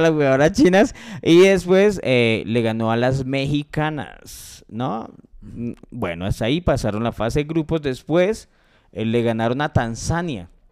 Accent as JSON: {"language": "Spanish", "country": "Colombia"}